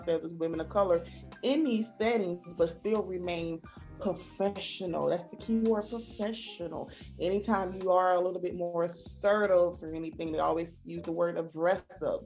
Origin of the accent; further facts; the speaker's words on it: the South, United States; accent: Southern; I'm from the South. I do have an accent